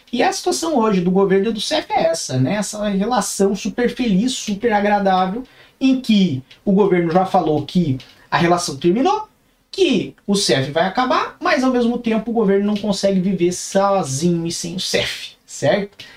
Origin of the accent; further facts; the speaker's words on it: Curitiba, Paraná, Brazil; now in Lisbon, Portugal; Nasci em Curitiba, Paraná, certo? Uma terrinha fria, uma terrinha muito boa